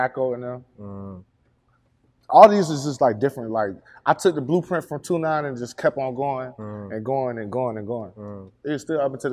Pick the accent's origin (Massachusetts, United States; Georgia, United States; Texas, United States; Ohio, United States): Georgia, United States; Atlanta; also born or lived in Snellville, Georgia; I'm from Memorial Drive. I'm from East Atlanta.